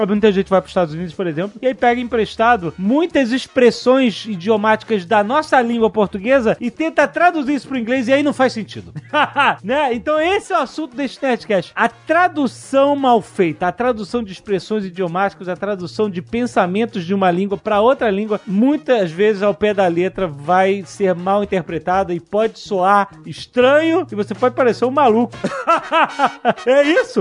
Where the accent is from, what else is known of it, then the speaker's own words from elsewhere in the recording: Brazil; sendo brasileiro